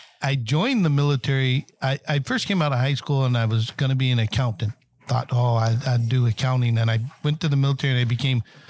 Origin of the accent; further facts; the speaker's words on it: San Diego, California, United States; moved away as an adult; also born or lived in Michigan / Ohio; now in Dayton, United States; I originally grew up in San Diego, California, and transplanted myself with the military back in the 80s overseas.